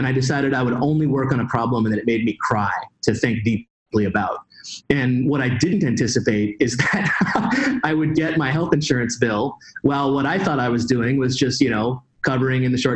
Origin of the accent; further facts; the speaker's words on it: Pacific Northwest, United States; I grew up in the Pacific Northwest